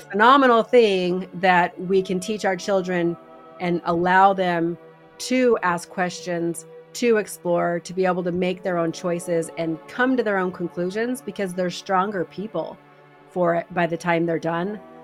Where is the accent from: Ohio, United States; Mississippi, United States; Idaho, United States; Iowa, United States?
Idaho, United States; We're from Idaho.